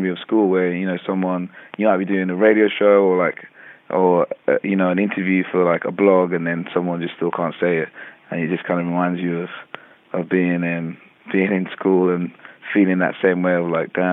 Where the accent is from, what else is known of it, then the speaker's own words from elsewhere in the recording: London, United Kingdom; growing up in London